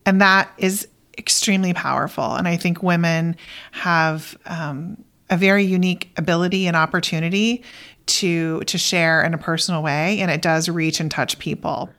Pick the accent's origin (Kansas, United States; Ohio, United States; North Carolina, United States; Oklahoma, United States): Oklahoma, United States; moved away as an adult; I'm originally from Oklahoma